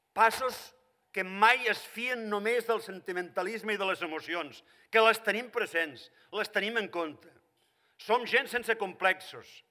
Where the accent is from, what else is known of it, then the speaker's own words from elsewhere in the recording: Catalonia, Spain; sóc català i catalanista